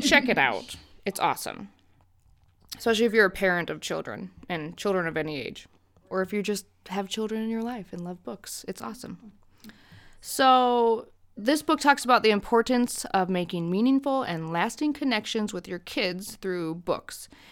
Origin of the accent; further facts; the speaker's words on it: United States; as an American